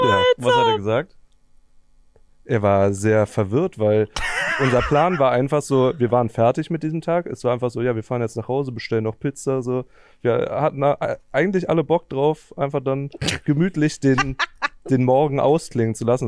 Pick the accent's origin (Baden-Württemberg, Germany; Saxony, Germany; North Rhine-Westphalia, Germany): North Rhine-Westphalia, Germany; Cologne area; ich komme ja so aus dem Kölner Umland